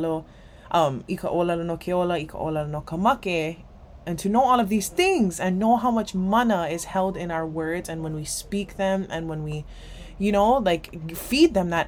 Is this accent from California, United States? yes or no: no; Hawaii, United States; I'm Hawaiian